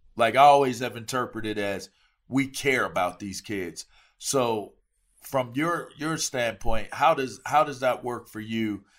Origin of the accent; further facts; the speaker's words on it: East Coast, United States; I'm from the East Coast